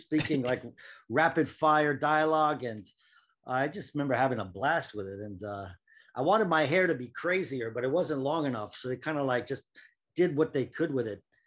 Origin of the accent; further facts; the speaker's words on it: Cambridge, Massachusetts, United States; moved away as an adult; also born or lived in Washington, D.C. / New York; I was born in Washington, D C, but I grew up in Boston, in Cambridge, Massachusetts.